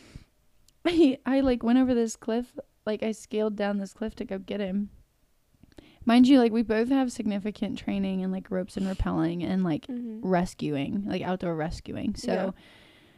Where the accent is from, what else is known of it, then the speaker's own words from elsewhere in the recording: Cleveland, Ohio, United States; I'm originally from the Cleveland area.